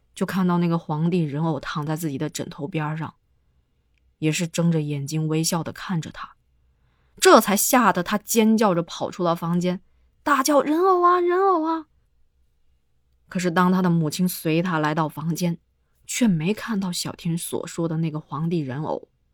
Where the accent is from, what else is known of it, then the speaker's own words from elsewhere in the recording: Guangdong, China; 在我的老家潮汕地区称之为皮猴儿